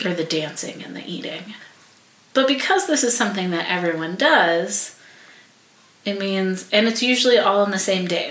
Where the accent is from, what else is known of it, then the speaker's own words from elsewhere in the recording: United States; as an American